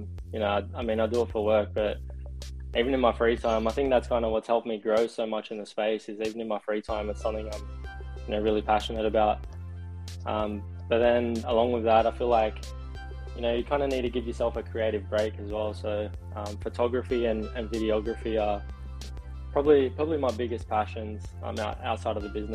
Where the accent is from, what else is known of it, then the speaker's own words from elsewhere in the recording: Sydney, New South Wales, Australia; now in Gold Coast, Australia; I'm originally from Sydney, Australia, and currently living in the Gold Coast